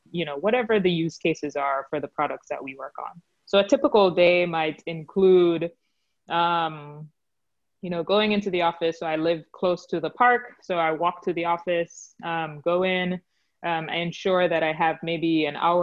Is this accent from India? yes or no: no; Jamaica; moved away as an adult; also born or lived in United States / New York; I'm originally from Jamaica, but then I went to a school for my undergraduate degree in the US